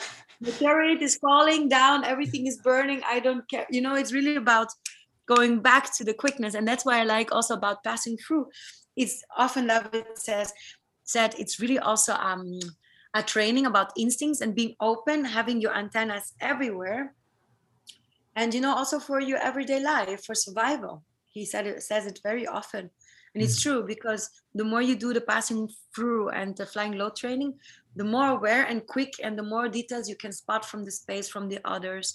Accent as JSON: {"language": "English", "area": "South Tyrol", "region": "Trentino-Alto Adige", "country": "Italy", "tie": "born or raised there", "moved": "yes", "lives_now": "Berlin, Germany", "said": "I come from South Tyrol, from this Colorado similar part of Italy"}